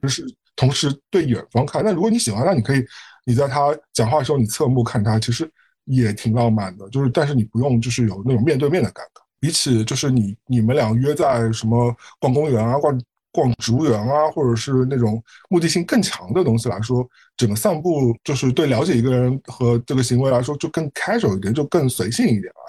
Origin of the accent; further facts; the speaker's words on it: Shanghai, China; also born or lived in Beijing, China / Manhattan, New York, United States; now in Brooklyn, New York, United States; 因为我小时候在上海，我也经常走过骑自行车